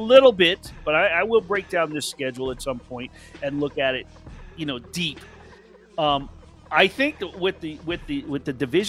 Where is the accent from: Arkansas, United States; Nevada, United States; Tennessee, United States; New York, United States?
New York, United States; New York City; moved away; I was born in New York. I was born in Manhattan.